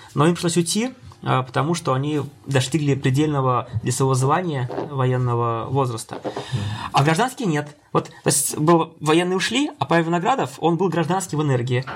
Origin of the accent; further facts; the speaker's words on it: Penza, Penza Oblast, Russia; я учился в родном городе, Пенза, э, в технологическом институте местном